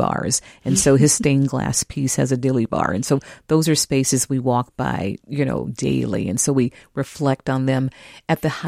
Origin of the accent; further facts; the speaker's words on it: California, United States; now in Minneapolis, United States; I'm from California